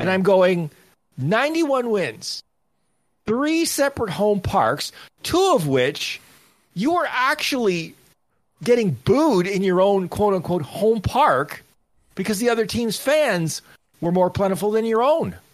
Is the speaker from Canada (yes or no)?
yes; Canada; I'm Canadian